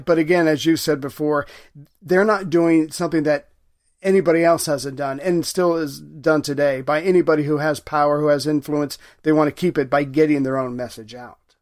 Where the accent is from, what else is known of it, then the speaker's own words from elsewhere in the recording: United States; I'm an American